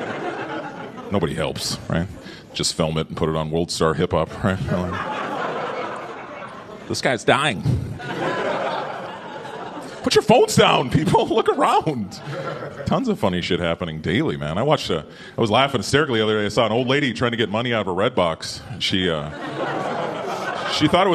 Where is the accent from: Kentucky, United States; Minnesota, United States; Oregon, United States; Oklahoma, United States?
Minnesota, United States; moved away; I'm from Minnesota